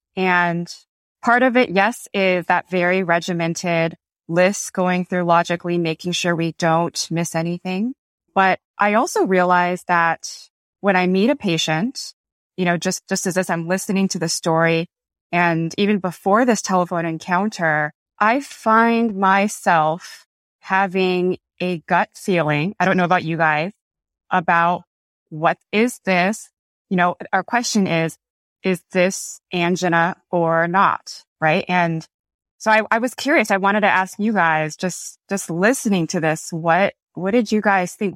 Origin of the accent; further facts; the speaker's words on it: Los Angeles, California, United States; I am from Los Angeles